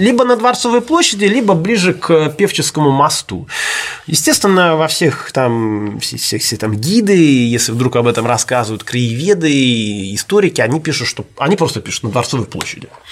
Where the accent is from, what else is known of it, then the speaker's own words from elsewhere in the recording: Saint Petersburg, Russia; Я же петербуржец